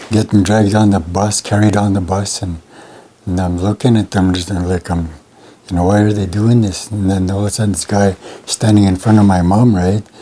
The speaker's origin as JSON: {"language": "English", "town": "Montreal Lake", "region": "Saskatchewan", "country": "Canada", "tie": "born there", "said": "Well, I'm Cree. I'm from. Uh, I'm registered in the Mistawasis, but I was told I was born in Montreal Lake."}